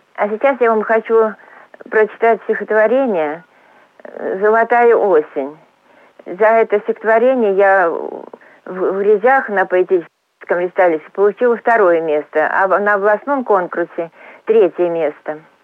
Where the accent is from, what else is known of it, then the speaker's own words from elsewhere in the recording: Gryazi, Lipetsk Oblast, Russia; also born or lived in Voronezh; Родилась и живу я в городе грязи